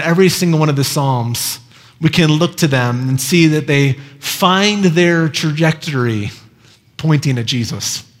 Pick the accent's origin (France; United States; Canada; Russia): United States; Iowa; moved away; I grew up in Iowa